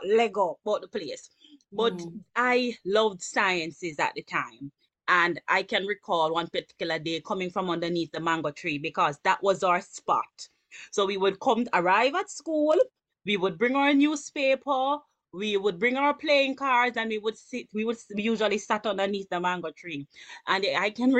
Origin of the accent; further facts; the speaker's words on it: Kingston, Jamaica; I grew up in the Mountain View community, from Mountain View to the Greenwich Town community